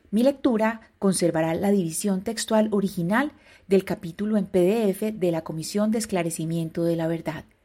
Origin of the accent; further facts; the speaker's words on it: Medellín, Antioquia, Colombia; soy una periodista de Medellín